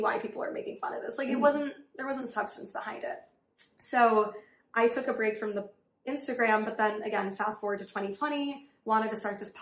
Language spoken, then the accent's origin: English; New York City, New York, United States; also born or lived in Riverdale, Bronx; I grew up on the Upper East Side. My family moved to Riverdale when I was in high school